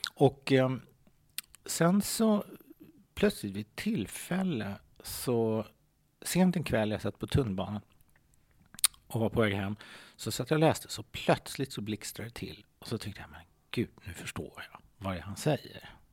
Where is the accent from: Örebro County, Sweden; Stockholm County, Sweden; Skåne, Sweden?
Stockholm County, Sweden; Stockholm; Jag är uppvuxen i Hässelby gård.